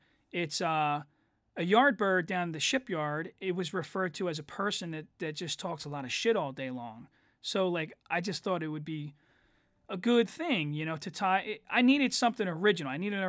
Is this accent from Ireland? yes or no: yes; Ireland; I made a joke about how I'm Irish